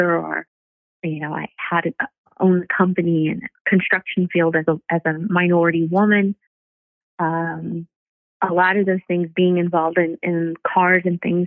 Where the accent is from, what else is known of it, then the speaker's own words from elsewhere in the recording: Rancho Cucamonga, California, United States; I'm from Rancho Cucamonga, which used to sound like a crazy thing to be excited or proud of, but I know that being from a place that people didn't think was real or, you know, a quiet place that was kind of out in the middle of nowhere, I really would thank my parents for allowing me to grow up in a place like